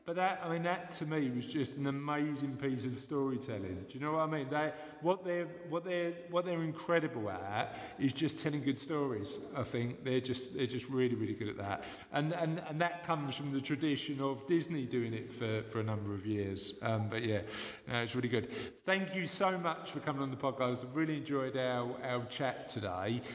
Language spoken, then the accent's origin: English; London, United Kingdom; I was born and bred in London